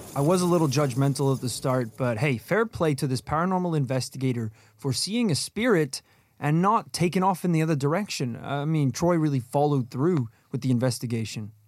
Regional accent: Northern Ireland, United Kingdom; when we were growing up in Northern Ireland

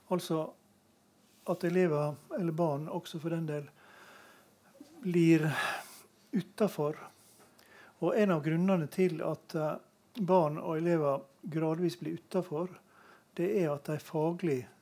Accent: Møre og Romsdal, Norway; jeg kommer jo fra Møre og Romsdal

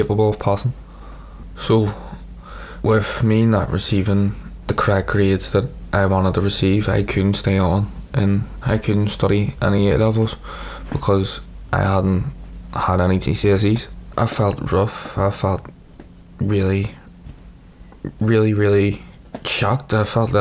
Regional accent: Belfast, Northern Ireland, United Kingdom; I'm 18 years old, and I'm from North Belfast. Growing up, I used to walk around the city centre a lot

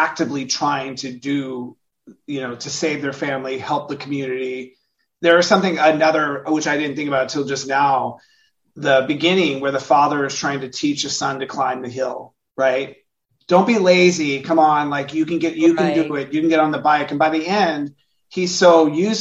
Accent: California, United States; I'm also not a country person. I'm from California

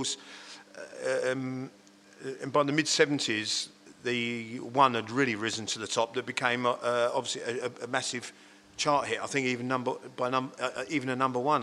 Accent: Hadleigh, East of England, United Kingdom; Born and bred in Hadley.

